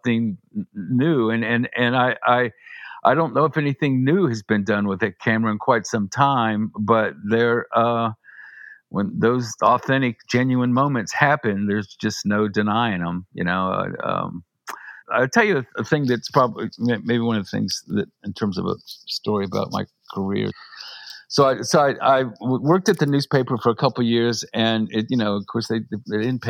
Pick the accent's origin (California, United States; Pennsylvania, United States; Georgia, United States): Georgia, United States; Augusta; I went to my hometown newspaper in Augusta